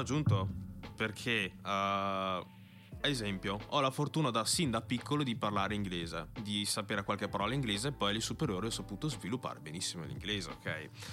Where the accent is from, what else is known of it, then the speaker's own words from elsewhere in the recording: Verona, Veneto, Italy; sono figlio di genitori ghanesi che sono venuti qua negli anni 90. Sono nato e cresciuto qui e, fa, sento, e mi sento veronese